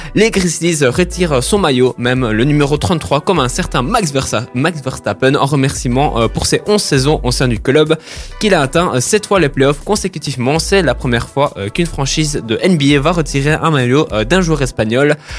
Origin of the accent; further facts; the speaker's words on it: Brussels, Brussels-Capital Region, Belgium; je viens de Bruxelles à la base